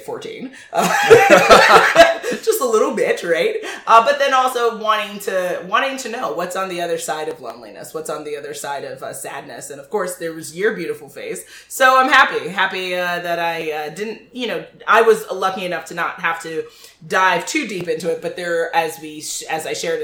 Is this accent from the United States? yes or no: yes; New York City, New York, United States; I was always really lonely between the ages of, I don't know, it was like 6 and 14 when I grew up in Manhattan